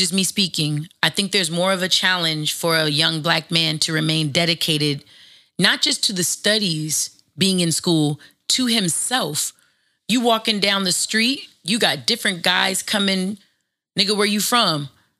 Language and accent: English; Los Angeles, California, United States; It's the exact same reason why when I grew up in the Valley in a suburb of Los Angeles, none of my books for school had writing or graffiti in it.